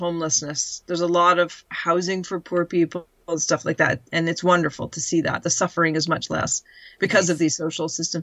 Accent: Canada; moved away as an adult; now in United Kingdom; we've grown up a very, very entitled culture. And that's all Canadians know

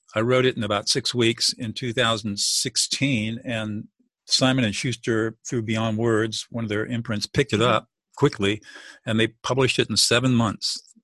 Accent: Southern California, United States; I grew up in Southern California

